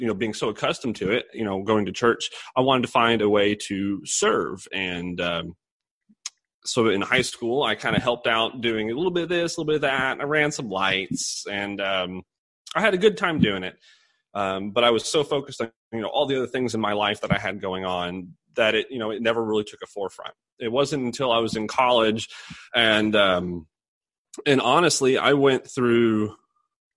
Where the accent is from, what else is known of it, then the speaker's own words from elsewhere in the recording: Bowling Green, Kentucky, United States; I'm actually from Bowling Green, Kentucky. I grew up in this area.